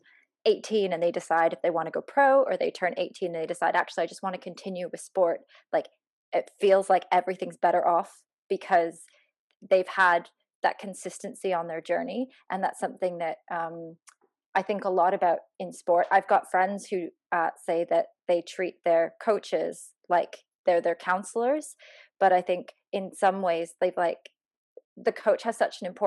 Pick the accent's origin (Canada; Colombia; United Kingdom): Canada; I grew up in Canada